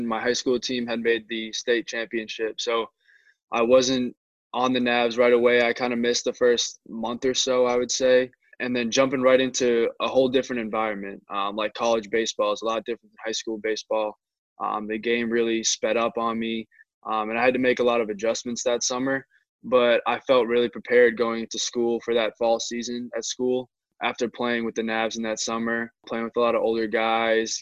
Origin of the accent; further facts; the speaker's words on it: Methuen, Massachusetts, United States; I grew up in Methuen